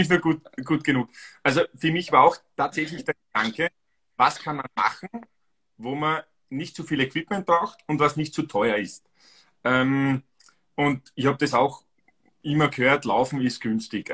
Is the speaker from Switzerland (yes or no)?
no; Styria, Austria; Ich bin aus Österreich, also ursprünglich aus der Steiermark